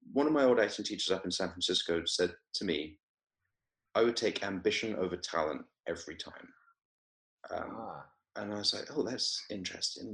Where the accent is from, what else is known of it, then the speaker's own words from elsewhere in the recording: Weymouth, South West England, United Kingdom; moved away as an adult; also born or lived in Oxford / London / Palo Alto, California; now in Los Angeles, United States; I, I grew up in Weymouth in Dorset